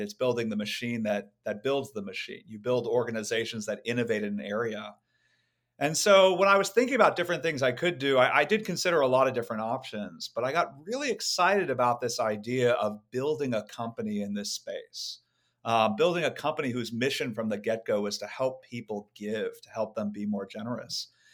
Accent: Silicon Valley, California, United States; I grew up in Silicon Valley

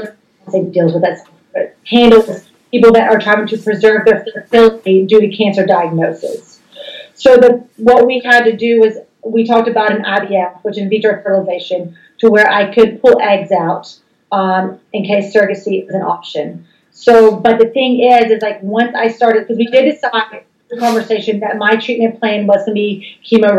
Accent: the South, United States; I was raised in the South

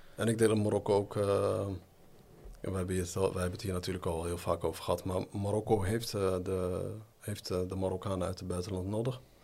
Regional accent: Netherlands; now in Morocco; toen ik daar in Nederland zat

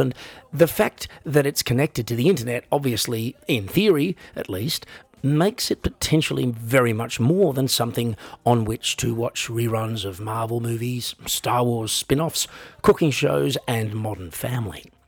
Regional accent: Australia; I am an Australian

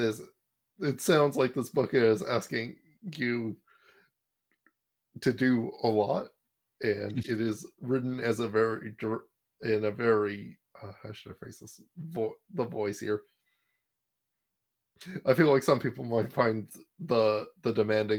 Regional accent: Canada; as a Canadian

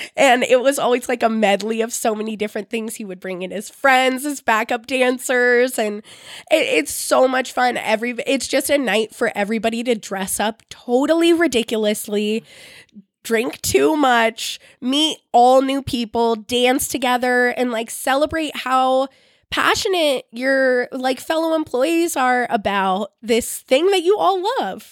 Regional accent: Bay Area, California, United States; I'm from the Bay Area.

